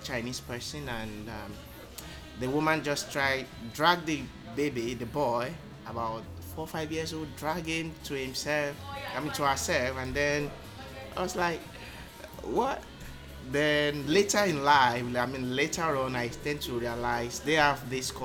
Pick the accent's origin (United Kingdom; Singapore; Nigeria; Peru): Nigeria; Lagos; moved away as an adult; now in Malaysia; I'm from Lagos. I grew up in the street of Lagos